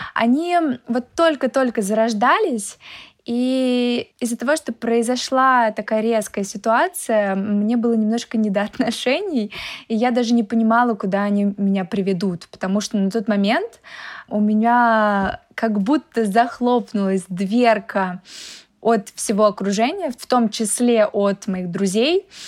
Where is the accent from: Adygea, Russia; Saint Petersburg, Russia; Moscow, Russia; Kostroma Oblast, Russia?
Moscow, Russia; я из Москвы